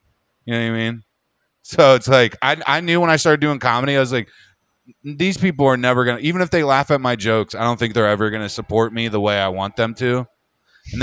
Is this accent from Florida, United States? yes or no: no; Harrisburg, Pennsylvania, United States; moved away; Harrisburg, like, Pennsylvania, where I grew up.